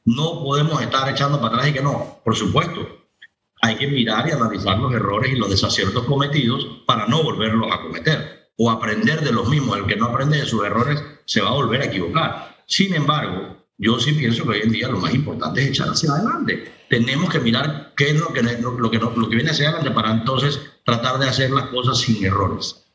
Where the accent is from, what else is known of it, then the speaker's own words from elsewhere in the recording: Panama; nosotros como panameños